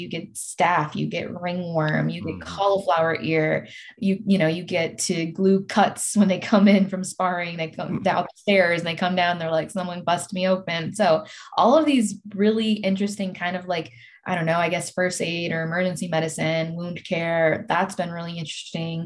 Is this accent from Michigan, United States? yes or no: yes; Detroit, Michigan, United States; moved away; being and growing up in Detroit